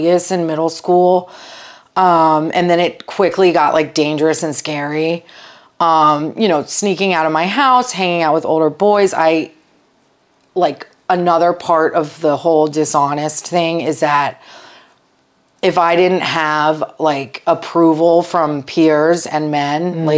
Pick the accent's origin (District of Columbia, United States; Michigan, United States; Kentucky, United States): District of Columbia, United States; Washington; I grew up around the Washington, D.C. area